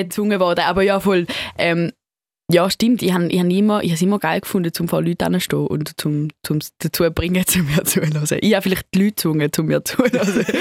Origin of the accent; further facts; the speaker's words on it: St. Gallen, Switzerland; accent: Swiss; mein englischer Akzent ist jetzt so ein, ein Mix zwischen so Schweizer Akzent ähm, und irgendwie so amerikanischem